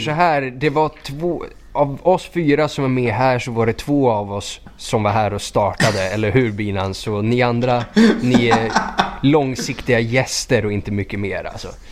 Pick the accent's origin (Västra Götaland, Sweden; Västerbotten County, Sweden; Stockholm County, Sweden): Stockholm County, Sweden; Skogås; jag är från Skogås